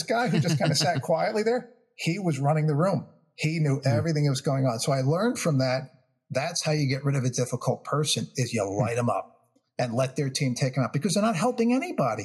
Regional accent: New York, United States; I'm from New York, so I have, you know, grew up with kind of a quick fuse on things

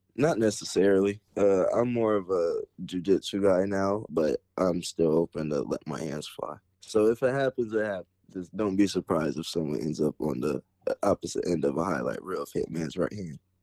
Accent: Perry Township, Ohio, United States; also born or lived in Canton, Ohio; growing up, I started off in Berry Township all the way up till my high school years, and then I ended up transferring to McKinley

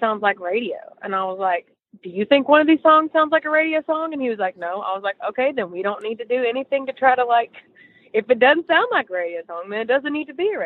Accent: East Tennessee, United States; now in Nashville, United States; We're from East Tennessee

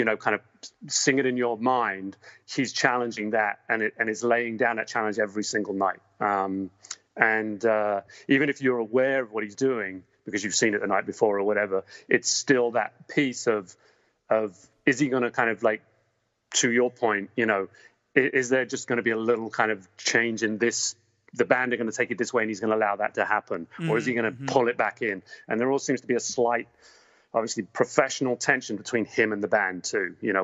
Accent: England, United Kingdom; now in United States; I grew up in England

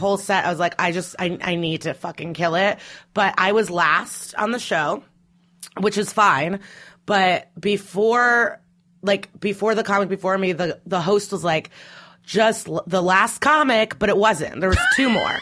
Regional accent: Skokie, Illinois, United States; born or raised there; also born or lived in Russia / Chicago; now in New York, United States

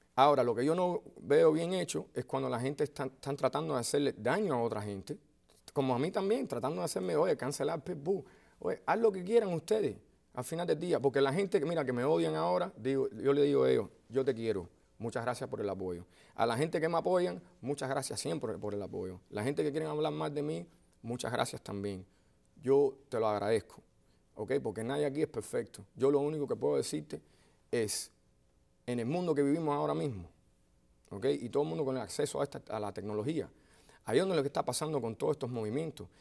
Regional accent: Miami, Florida, United States; yo vengo de Miami

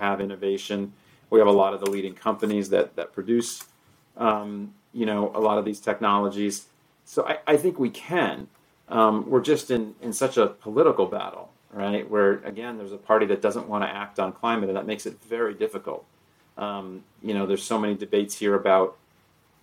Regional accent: South Florida, United States; I grew up in South Florida

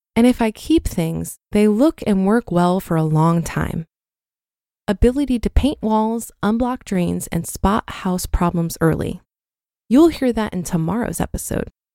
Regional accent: Poland; now in United Kingdom; I grew up in Poland

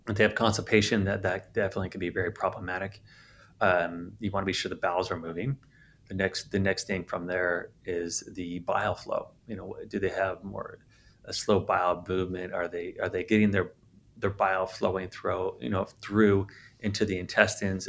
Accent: San Diego, California, United States; moved away; I'm from San Diego originally.

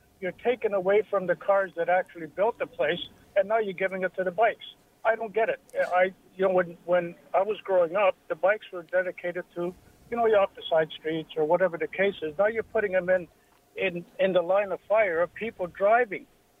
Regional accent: Toronto, Ontario, Canada; now in Mississauga, Canada; I grew up down in Austin, kind of Bloor area.

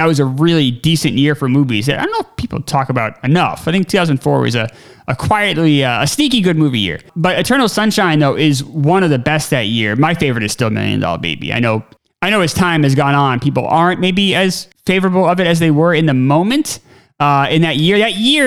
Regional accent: United States; being American

